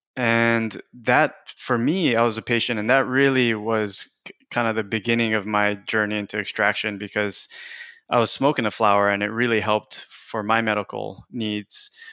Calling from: King City, California, United States; also born or lived in Washington; I'm calling in from my office in King City, California

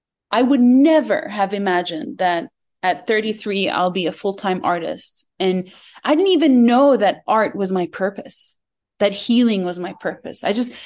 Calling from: Jordan; I am in Jordan, and I'm fidgeting a lot because there's this dog around me that keeps licking my feet and wants to be part of this call. So I am in Jordan.

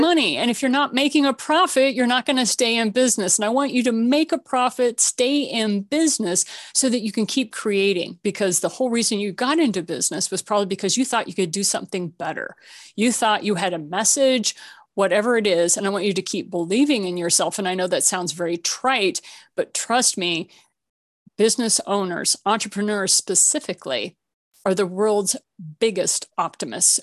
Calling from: Colorado, United States; I'm calling you from Colorado. So I'm a mile high in the Rocky Mountains

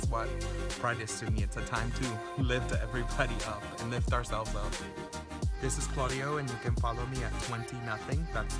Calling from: Hubert, Florida, United States; hi from Hubert, Florida.

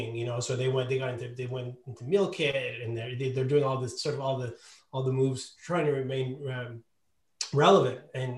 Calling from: Montreal, Quebec, Canada; I'm coming from Montreal, where I've been sheltered in place since March.

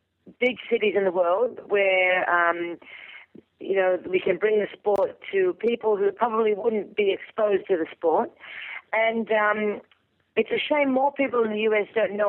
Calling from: Italy; I'm calling from Italy.

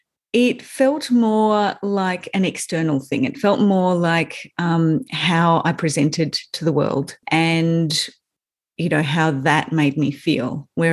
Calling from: Melbourne, Victoria, Australia; So I'm in Melbourne. I'm in the hills outside of Melbourne.

